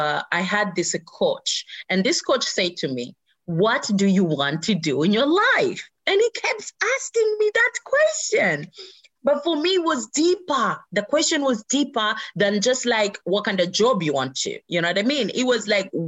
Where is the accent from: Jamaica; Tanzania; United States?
Tanzania; Zanzibar; moved away; This is my home country. This is where my mom is and my family and everything else.